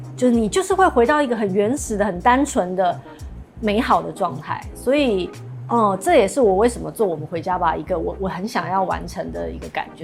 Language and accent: Chinese; Taiwan; 我们台湾人很喜欢去台南玩